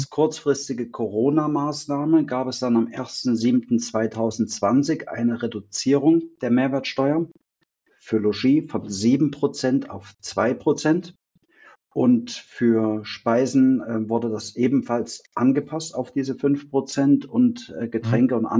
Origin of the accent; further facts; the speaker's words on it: Thuringia, Germany; wo komme ich her? Ähm, bin ein Thüringer, der nach der äh, Wende dann in Bayern seine Ausbildung gemacht hat zum Restaurantfachmann.